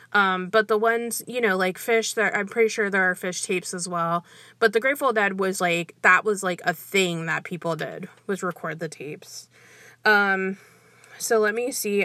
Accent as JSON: {"language": "English", "country": "Brazil", "moved": "yes", "said": "I'm originally from Brazil"}